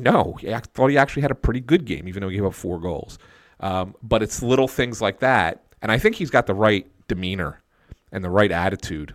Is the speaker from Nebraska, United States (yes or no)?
no; Philadelphia, Pennsylvania, United States; I grew up in Philadelphia